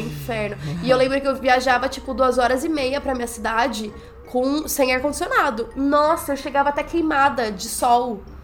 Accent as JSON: {"language": "Portuguese", "town": "São João", "country": "Brazil", "said": "eu sou de São João, é uma cidade pequena"}